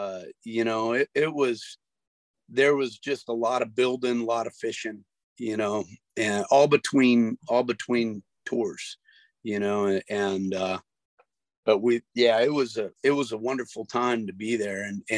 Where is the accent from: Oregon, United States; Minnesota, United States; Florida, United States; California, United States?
Florida, United States; Sarasota; also born or lived in Texas / Georgia / Tennessee / Louisiana; I was born in Texas, and we went from Texas to Lilburn, Georgia, to Chattanooga, Tennessee, down to Lafayette, Louisiana, and then from there down to Sarasota.